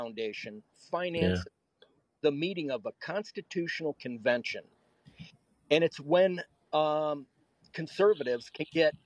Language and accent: English; Wisconsin, United States; moved away; I come from Wisconsin originally